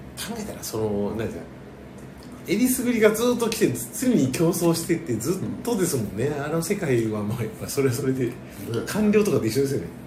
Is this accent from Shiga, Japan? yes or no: no; Tokyo, Japan; 東京出身の東京育ちだから